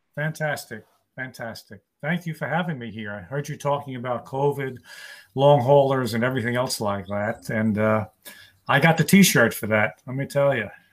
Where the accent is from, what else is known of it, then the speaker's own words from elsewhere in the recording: New York City, New York, United States; also born or lived in Long Island; was born and raised in New York City, and I live on Long Island right now